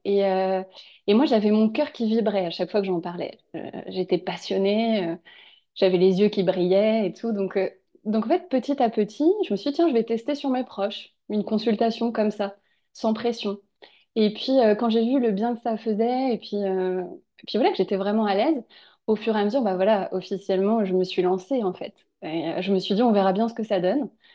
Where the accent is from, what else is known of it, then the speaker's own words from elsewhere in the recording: Angers, Pays de la Loire, France; on est originaire d'Angers